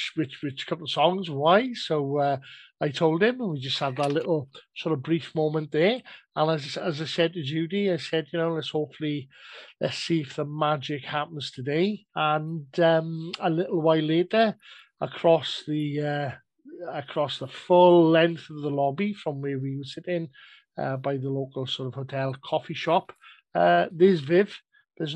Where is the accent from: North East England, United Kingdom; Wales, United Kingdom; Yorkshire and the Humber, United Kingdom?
Wales, United Kingdom; South; I'm Welsh